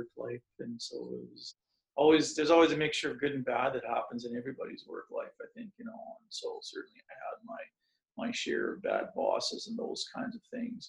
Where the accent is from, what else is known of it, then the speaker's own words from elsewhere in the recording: Saskatchewan, Canada; I grew up in Saskatchewan on a farm, moved to a small city